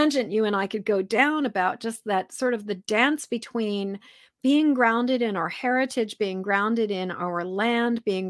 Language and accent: English; Massachusetts, United States; now in Maine, United States; I'm a Masshole. that's what they call people like me, because I'm from Massachusetts